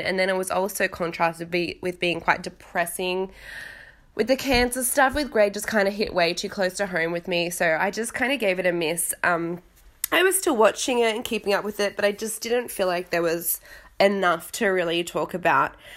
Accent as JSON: {"language": "English", "country": "Australia", "accent": "Australian", "moved": "yes", "lives_now": "London, United Kingdom", "said": "now I'm in London, obviously I have an Australian accent"}